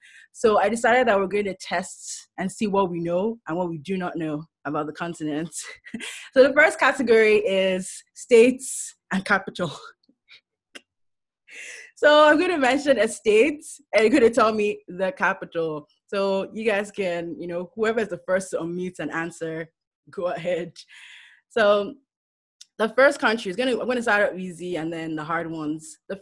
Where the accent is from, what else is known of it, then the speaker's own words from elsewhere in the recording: Lagos, Nigeria; now in San Francisco Bay Area, United States; I think I'm the second youngest before Naomi. So I was born October 29, 1994, born and raised Lagos, Nigeria. I'm a Lagos babe. Akoka is in Ilag, and then I moved to the Bay Area to study at UC Berkeley.